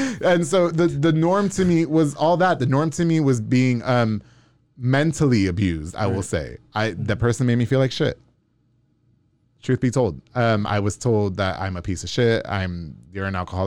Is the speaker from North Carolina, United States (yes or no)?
no; Long Island, New York, United States; moved away; I'm from New York